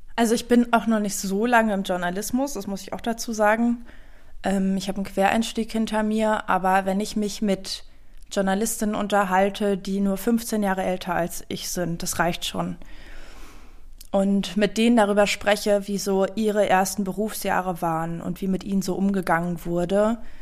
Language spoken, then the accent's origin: German; East Germany, Germany; ich komme aus Ostdeutschland